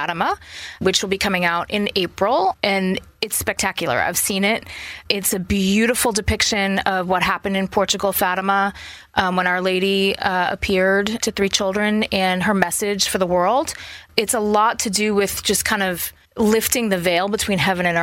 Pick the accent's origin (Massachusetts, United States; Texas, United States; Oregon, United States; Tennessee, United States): Massachusetts, United States; Boston; I grew up in Boston, a suburb of Boston